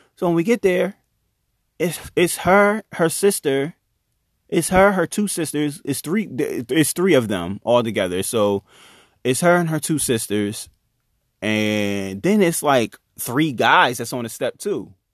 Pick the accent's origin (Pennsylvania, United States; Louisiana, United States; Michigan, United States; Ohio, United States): Pennsylvania, United States; Chester; I'm from Chester, I know my way around the city